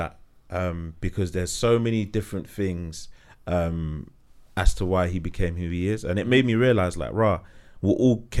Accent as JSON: {"language": "English", "region": "London", "country": "United Kingdom", "said": "we're from London, yeah?"}